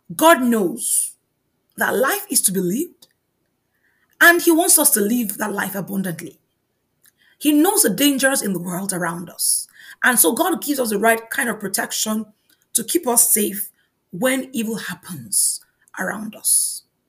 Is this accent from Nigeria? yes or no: yes; Nigeria; moved away; In my home country, Nigeria